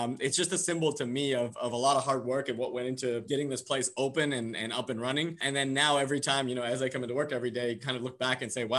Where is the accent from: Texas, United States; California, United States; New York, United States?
California, United States; San Diego; moved away; I grew up in San Diego, California